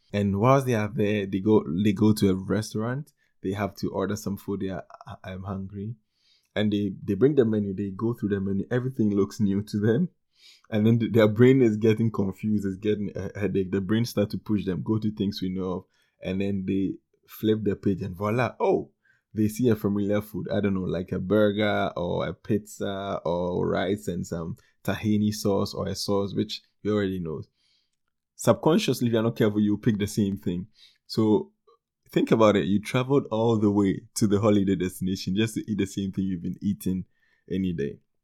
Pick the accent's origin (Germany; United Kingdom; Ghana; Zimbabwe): Ghana; Ghana, my home country in West Africa